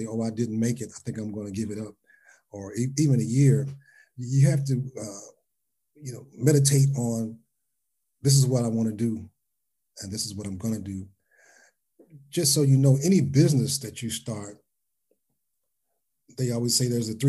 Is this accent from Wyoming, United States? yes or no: no; Cincinnati, Ohio, United States; I'm from Cincinnati.